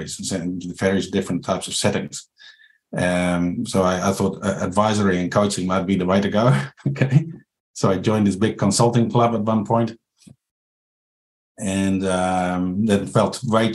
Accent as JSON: {"language": "English", "country": "Netherlands", "moved": "as an adult", "lives_now": "New Zealand", "said": "I'm from the Netherlands"}